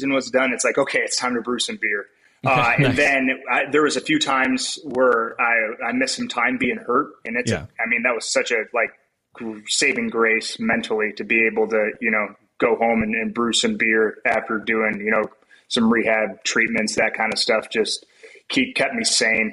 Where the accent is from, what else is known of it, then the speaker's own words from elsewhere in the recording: West Michigan, United States; growing up in West Michigan